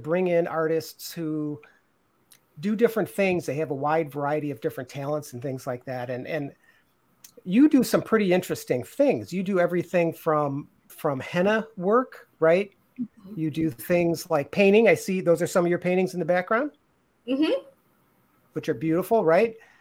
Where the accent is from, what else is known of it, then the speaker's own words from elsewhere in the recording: Western New York, United States; I grew up in Western New York, more towards the Pennsylvania border, right on Lake Erie